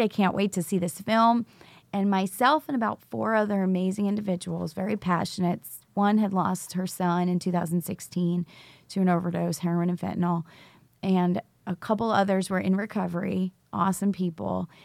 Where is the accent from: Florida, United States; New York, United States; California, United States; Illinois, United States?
New York, United States; also born or lived in Charlotte, North Carolina; now in Rock Hill, United States; I was actually originally from New York, but I'm a teacher in Charlotte Mecklenburg. and actually live in Rock Hill, South Carolina